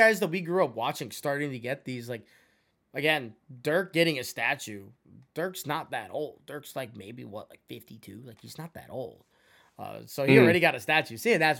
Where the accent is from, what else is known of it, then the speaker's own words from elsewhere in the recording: New York, United States; moved away; I'm originally from New York, but I didn't get into sneakers till I was down here.